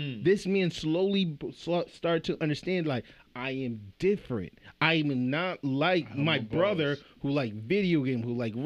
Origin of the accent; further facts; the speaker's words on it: Central Falls, Rhode Island, United States; When we were growing up in Central Fall, we had a toy room